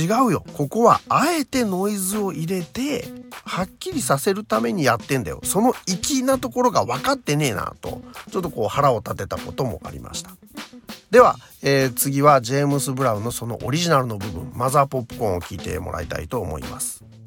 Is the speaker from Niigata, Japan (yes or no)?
no; Nagoya, Aichi, Japan; 地元私の地元名古屋